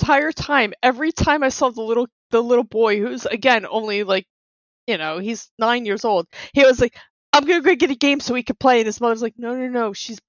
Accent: Cape May, New Jersey, United States; I grew up in Cape May

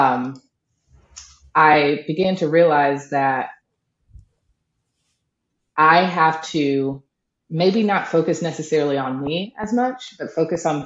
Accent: the South, United States; So I'm a Southern girl. And I come from a very Southern, you know, Baptist family

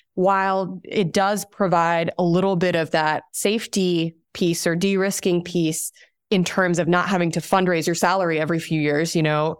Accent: Abu Dhabi, United Arab Emirates; now in United States; I'm originally from Abu Dhabi, from the United Arab Emirates. That's where I was born and raised

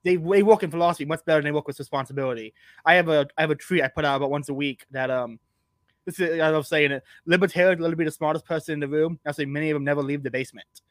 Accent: Texas, United States; I'm from Texas

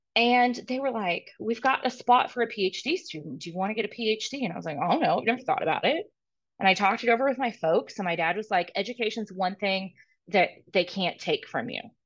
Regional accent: Nebraska, United States; moved away; also born or lived in Texas; I didn't go to school in Nebraska, but I was born in Nebraska

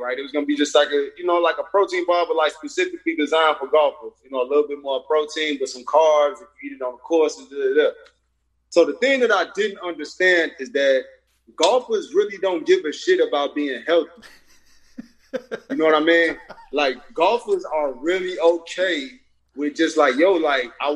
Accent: Chicago, Illinois, United States; moved away as an adult; also born or lived in Los Angeles; I'm from Chicago.

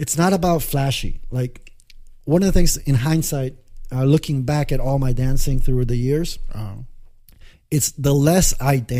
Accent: Springfield, Illinois, United States; English is a second language; moved away as an adult; also born or lived in Lima, Peru / Carbondale, Illinois / Italy; now in Los Angeles, United States; I had so much fun growing up in Springfield, dancing with my family

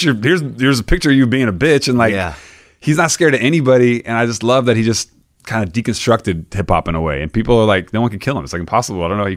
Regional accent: Florida, United States; Growing up in Florida, like, I would go to my grandma's house.

